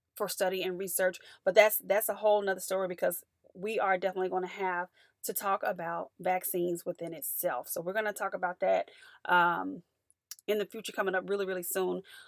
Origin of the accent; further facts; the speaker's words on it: United States; as an American